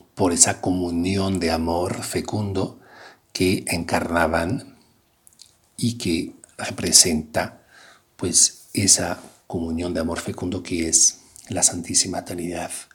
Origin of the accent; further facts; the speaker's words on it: France; now in Querétaro, Mexico; Soy francés y trabajo, pues, con jóvenes aquí en, en la universidad